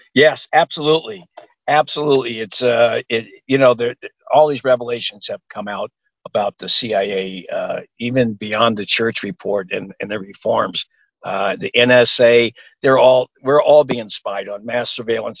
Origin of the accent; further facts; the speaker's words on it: Los Angeles, California, United States; also born or lived in Pomona, California; I grew up near Watts